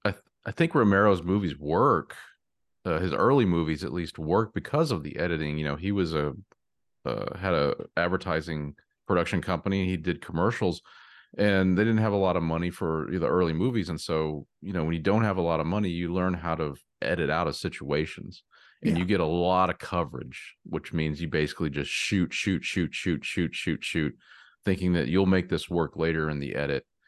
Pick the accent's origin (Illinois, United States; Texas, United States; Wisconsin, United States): Texas, United States; my home state of Texas